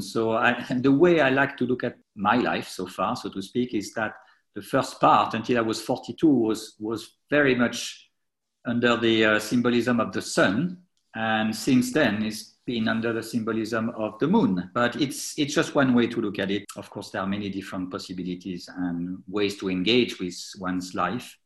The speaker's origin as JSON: {"language": "English", "town": "Troyes", "region": "Grand Est", "country": "France", "tie": "born or raised there", "moved": "yes", "lives_now": "United Kingdom", "said": "I, grew up in France, in Troyes, which is a well, medium-sized town just east of Paris"}